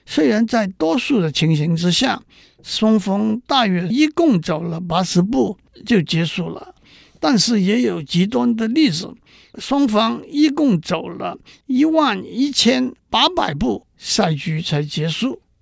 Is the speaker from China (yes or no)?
yes; China; 讲到这里，让我指出，我们中国人的智慧也不在西方之下。